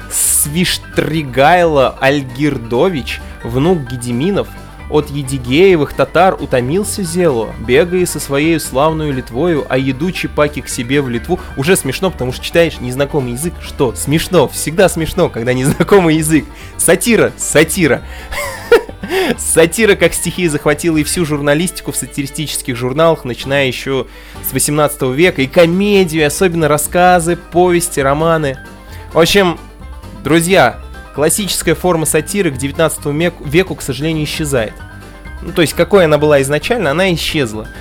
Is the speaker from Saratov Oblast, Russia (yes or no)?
yes; Saratov, Saratov Oblast, Russia; я родился в Саратове